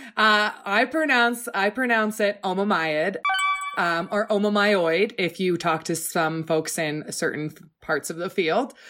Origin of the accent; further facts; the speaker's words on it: Oregon, United States; growing up in Oregon